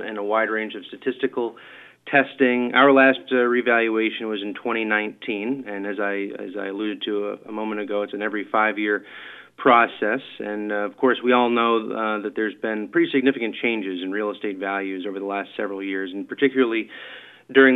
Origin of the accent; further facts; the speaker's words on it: Western Maine, United States; now in Mansfield, United States; I'm from Western Maine originally